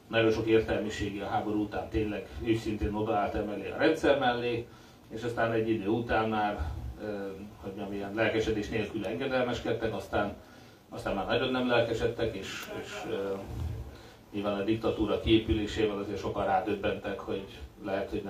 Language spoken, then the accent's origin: Hungarian; Hungary; én a 80-as években nőttem föl, 72-es születésűként, 18 éves voltam, amikor rendszerváltás volt Magyarországon